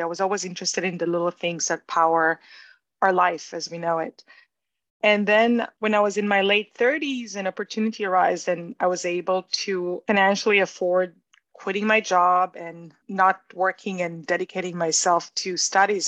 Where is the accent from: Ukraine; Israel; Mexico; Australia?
Israel; moved away as an adult; also born or lived in New York; I grew up in Israel and I went to the Israeli army